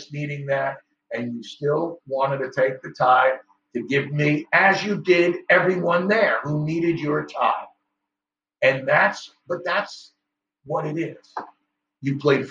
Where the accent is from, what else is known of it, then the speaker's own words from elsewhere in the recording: New York, United States; Growing up in New York